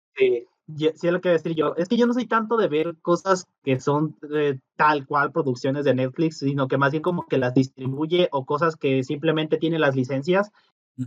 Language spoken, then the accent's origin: Spanish; Mexico; Nosotros como mexicanos